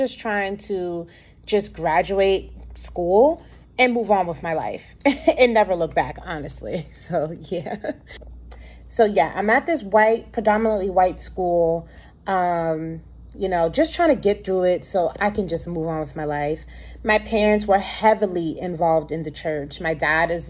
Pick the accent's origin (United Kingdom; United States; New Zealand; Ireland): United States; New York City, New York; So I grew up in Harlem, New York, born and raised Harlem, New York City